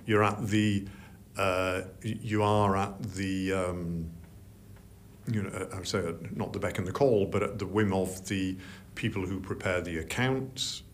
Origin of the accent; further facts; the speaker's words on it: Yorkshire and the Humber, United Kingdom; I'm from Yorkshire